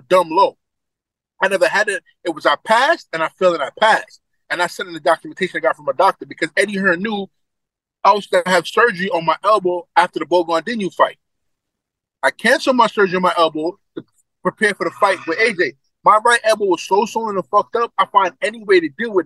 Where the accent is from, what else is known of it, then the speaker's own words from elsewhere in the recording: New York City, New York, United States; I'm from Brooklyn